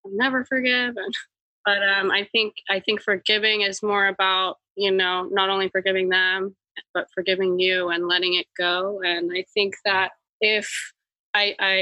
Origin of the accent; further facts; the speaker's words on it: Los Angeles, California, United States; I grew up in West Hollywood, LA, Beverly Hills